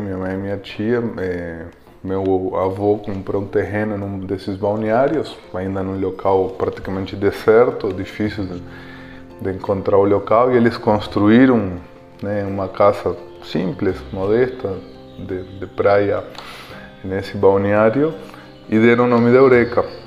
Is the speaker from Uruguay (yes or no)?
yes; Montevideo, Uruguay; Portuguese is a second language; now in Brazil; eu sou uruguaio, como vocês sabem, é, e eh, no Uruguai eh, um país bastante pequeno, Montevideo, onde eu morava, é a capital